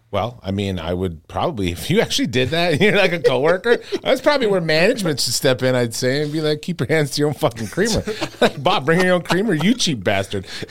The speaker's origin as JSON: {"language": "English", "town": "Regina", "region": "Saskatchewan", "country": "Canada", "tie": "born or raised there", "moved": "yes", "said": "I grew up in Regina, Saskatchewan"}